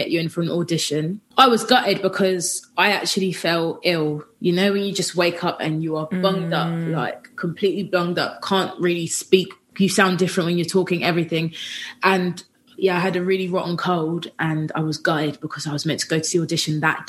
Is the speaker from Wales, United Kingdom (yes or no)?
no; Watford, East of England, United Kingdom; I grew up in Watford. So I'm from Watford. Which is just outside of London.